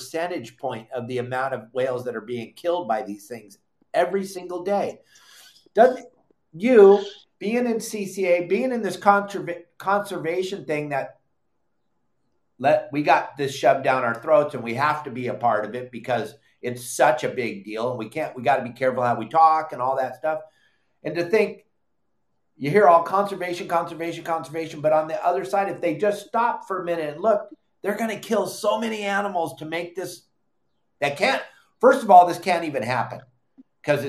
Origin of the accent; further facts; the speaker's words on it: California, United States; we grew up in California